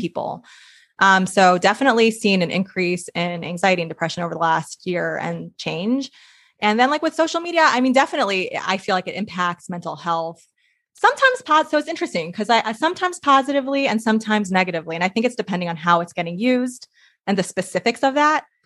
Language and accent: English; New York, United States; moved away as an adult; now in Portland, United States; I'm from New York originally, so I'm in Portland now